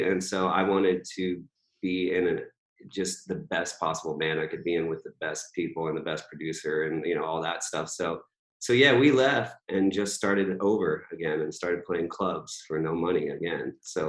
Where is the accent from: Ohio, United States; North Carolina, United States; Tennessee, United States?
North Carolina, United States; also born or lived in Virginia; I didn't grow up, you know, I grew up in North Carolina and Virginia, but like I never was like a hardcore country fan